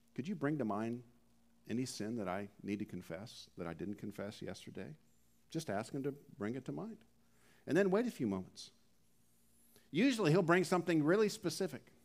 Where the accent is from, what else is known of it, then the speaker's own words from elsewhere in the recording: Canada; We're from Canada